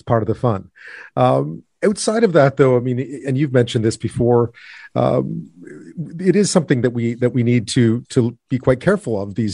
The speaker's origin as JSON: {"language": "English", "region": "Quebec", "country": "Canada", "tie": "born or raised there", "said": "I grew up in Quebec"}